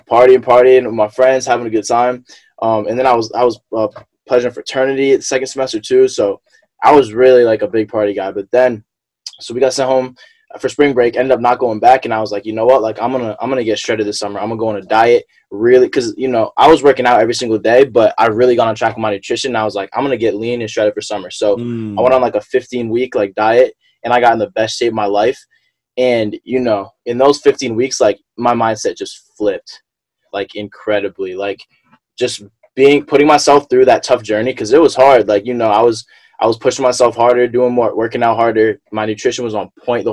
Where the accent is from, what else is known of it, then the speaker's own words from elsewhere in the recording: Vermont, United States; moved away as an adult; also born or lived in Philadelphia; growing up in Vermont, predominantly white state, you know, I was always, you know, one of the only black kids